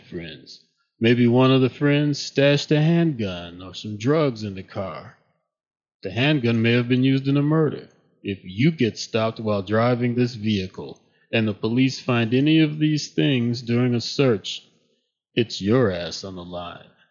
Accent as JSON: {"language": "English", "town": "Chicago", "region": "Illinois", "country": "United States", "tie": "born or raised there", "said": "I grew up in Chicago"}